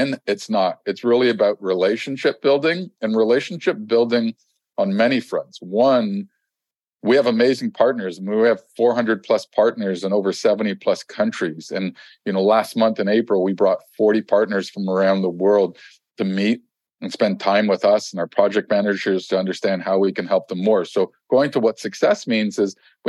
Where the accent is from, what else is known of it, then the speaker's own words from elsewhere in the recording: Canada; I'm Canadian